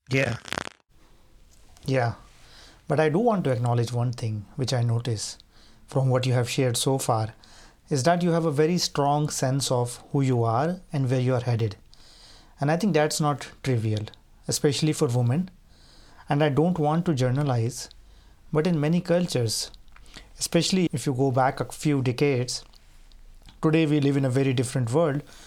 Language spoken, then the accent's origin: English; India; when you're growing up in India